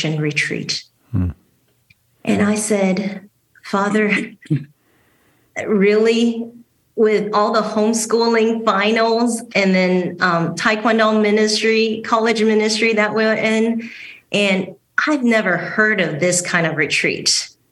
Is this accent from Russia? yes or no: no; Taiwan; moved away as an adult; also born or lived in Houston, United States / Dallas, United States; now in Grand Rapids, United States; So I was born in Houston and raised in Taiwan. My father passed away when I was six, so my mom took me and my younger sibling to Taiwan.